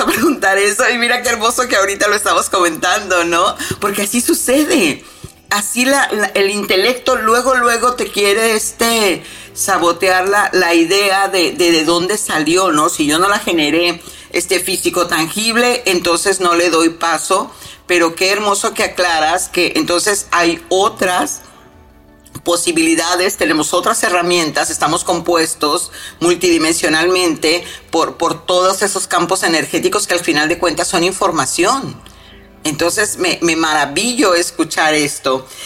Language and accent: Spanish; Mexico; soy mexicana